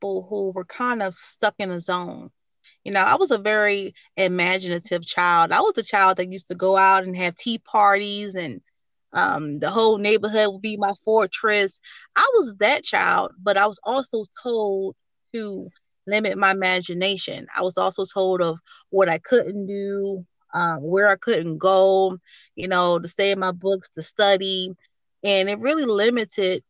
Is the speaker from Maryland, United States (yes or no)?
yes; Baltimore, Maryland, United States; now in North Carolina, United States; I'm originally from Baltimore, Maryland. I currently live in North Carolina.